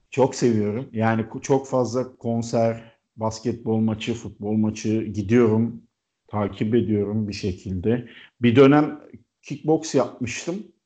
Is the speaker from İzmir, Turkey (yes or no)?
yes; İzmir, Turkey; now in Istanbul, Turkey; Ee, İzmirliyim, İstanbul'da yaşıyorum.